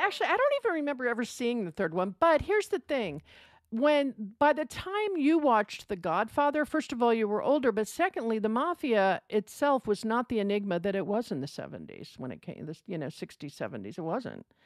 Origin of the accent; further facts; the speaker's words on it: United States; as an American